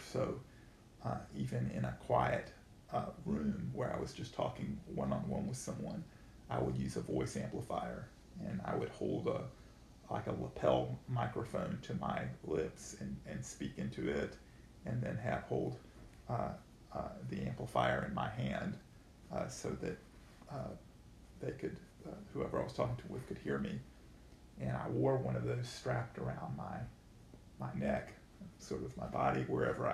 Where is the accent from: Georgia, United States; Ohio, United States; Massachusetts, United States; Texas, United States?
Georgia, United States; Atlanta; moved away as an adult; now in St. Paul, United States; I grew up in Atlanta, Georgia.